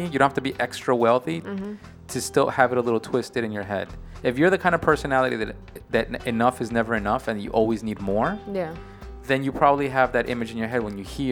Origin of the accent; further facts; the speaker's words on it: New York, United States; I'm a New Yorker, we live in New York